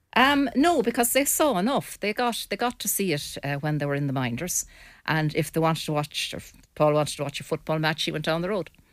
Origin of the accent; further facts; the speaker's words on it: Mayo, Connacht, Ireland; now in Sligo, Ireland; And I'm not from Sligo, I'm from Mayo.